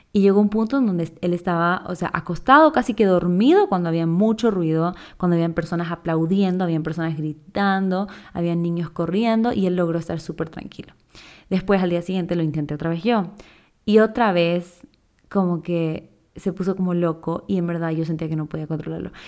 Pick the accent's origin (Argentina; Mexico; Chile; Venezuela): Chile; also born or lived in Quito, Ecuador / Guayaquil, Ecuador; now in Ecuador; yo soy chilena, pero vivo en Ecuador hace ya como 15 años